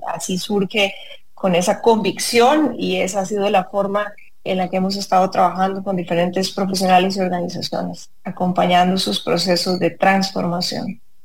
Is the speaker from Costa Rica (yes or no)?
yes; San Ramón, Alajuela, Costa Rica; yo nací y crecí en San Ramón